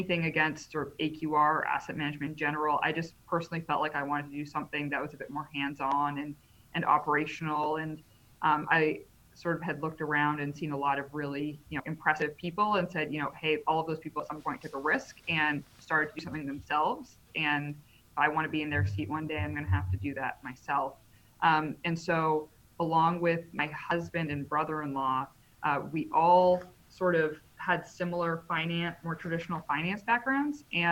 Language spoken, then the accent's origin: English; Canada; moved away; also born or lived in United States; I am Canadian